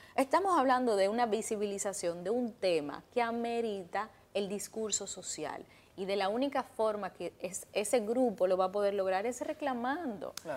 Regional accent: Dominican Republic; yo como dominicana

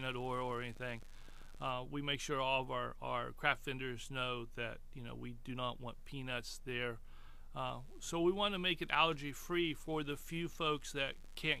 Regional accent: Athens County, Ohio, United States; I grew up in Athens County.

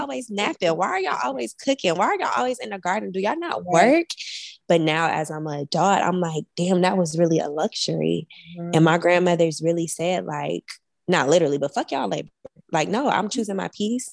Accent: Milwaukee, Wisconsin, United States; moved away; I'm from Milwaukee, Wisconsin

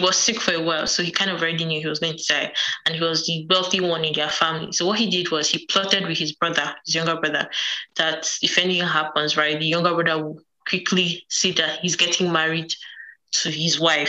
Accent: Edo, Nigeria; From Edo.

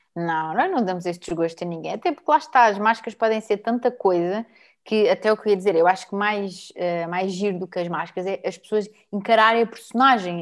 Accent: Torres Vedras, Lisbon, Portugal; eu nasci em Lisboa, mas fui para Torres desde que eu tenho, de quando eu tinha 4 anos

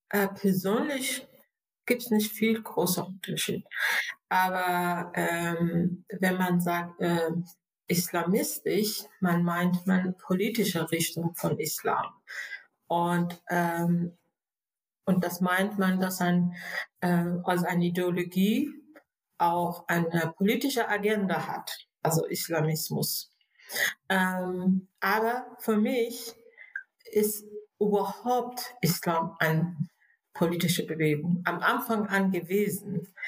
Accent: Iran; German is a second language; moved away as an adult; also born or lived in Berlin, Germany; now in Germany; ich bin eine gebürtige Iranerin, äh, bin ich seit äh, 85 in Deutschland äh, als Flüchtlinge

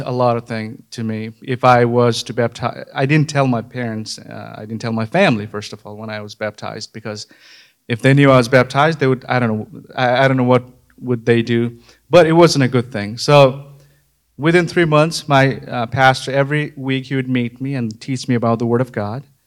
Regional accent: far western Nepal, Sudurpashchim Province, Nepal; moved away; I grew up in Nepal, nineteen ninety-five. I was born in Nepal, far western part of Nepal

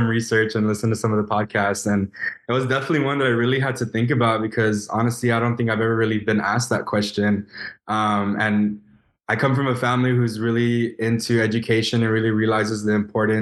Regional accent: Elsa, Texas, United States; I'm originally from Ed Couch, Elsa, Texas. So small town, deep South Texas

